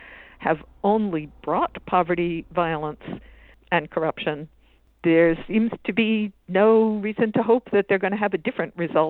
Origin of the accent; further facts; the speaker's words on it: Boston, Massachusetts, United States; the United Fruit Company, based in here in Boston, my hometown